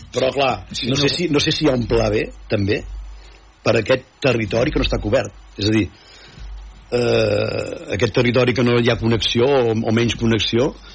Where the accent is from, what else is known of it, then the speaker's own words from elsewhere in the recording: Sallent, Catalonia, Spain; del meu poble no? de, de, de Sallent, de Cabrianes i Sallent